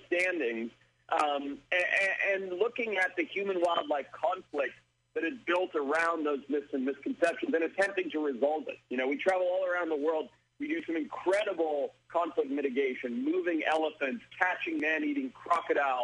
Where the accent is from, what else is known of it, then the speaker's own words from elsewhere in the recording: Zimbabwe; I was raised in Zimbabwe, Africa, son of a safari business owner